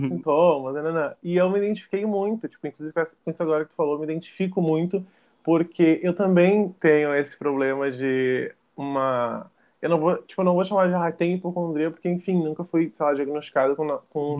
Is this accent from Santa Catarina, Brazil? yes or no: no; Porto Alegre, Rio Grande do Sul, Brazil; eu sou de Porto Alegre, no Rio Grande do Sul